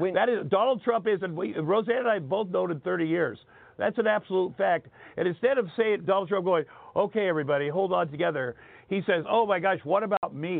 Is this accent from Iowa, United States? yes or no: yes; Southeast Iowa, United States; moved away; I grew up in Southeast Iowa, so I'd never been around different kinds of people